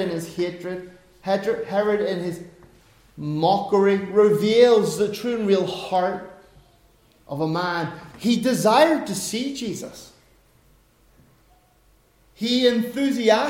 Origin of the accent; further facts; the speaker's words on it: Ireland; I'm an Irishman.